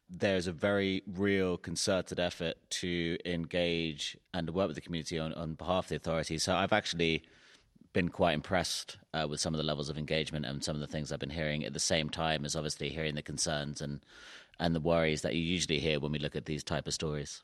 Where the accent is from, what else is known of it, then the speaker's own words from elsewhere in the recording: London, United Kingdom; the part of London where I'm from has a large, uh, Somali community